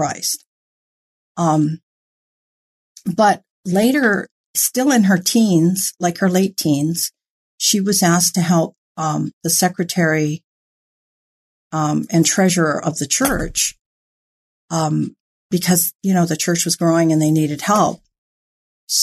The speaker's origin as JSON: {"language": "English", "region": "Hawaii", "country": "United States", "tie": "born or raised there", "moved": "yes", "lives_now": "California, United States", "said": "I was born and raised in Hawaii"}